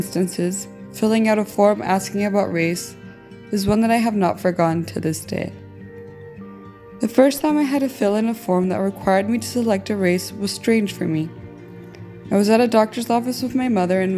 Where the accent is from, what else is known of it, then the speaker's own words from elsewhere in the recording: El Salvador; now in United States; I was born in El Salvador to an American father and a Salvadoran mother.